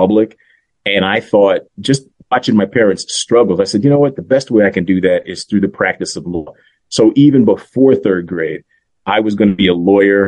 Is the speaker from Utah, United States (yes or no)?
no; New York City, New York, United States; also born or lived in Washington, D.C.; Certain aspects of growing up in Spanish Harlem were a little challenging